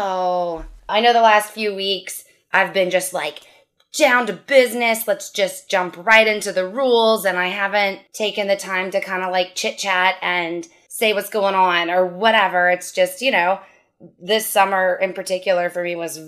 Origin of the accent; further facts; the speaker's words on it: Louisiana, United States; I'm from Louisiana